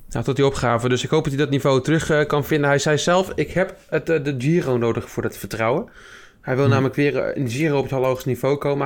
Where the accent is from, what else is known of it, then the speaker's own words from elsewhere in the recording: Friesland, Netherlands; moved away; Ik kom godverdomme uit Friesland